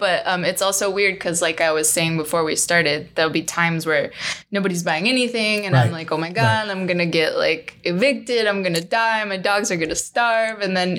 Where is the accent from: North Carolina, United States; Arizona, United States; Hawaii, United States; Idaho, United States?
Arizona, United States; Phoenix; also born or lived in Lubbock, Texas; I don't know. I was a kid. So I feel like I'm more from Phoenix.